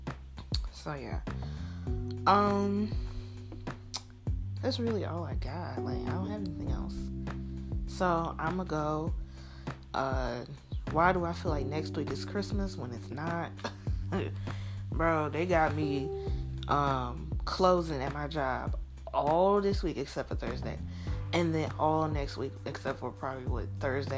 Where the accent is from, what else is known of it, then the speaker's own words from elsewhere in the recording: Jackson, Mississippi, United States; accent: Mississippi; moved away as an adult; also born or lived in Wisconsin; now in North Carolina, United States; I have that Mississippi accent